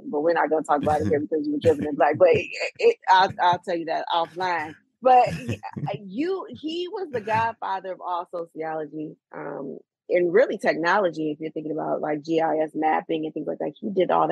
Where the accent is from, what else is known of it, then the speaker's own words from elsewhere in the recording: Sturgis, Michigan, United States; also born or lived in California; now in Detroit, United States; my hometown tomorrow to Sturgis, Michigan.